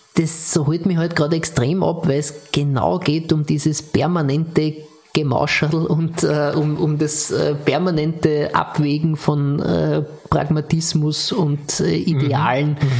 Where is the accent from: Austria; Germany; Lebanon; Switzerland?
Austria; als Österreicher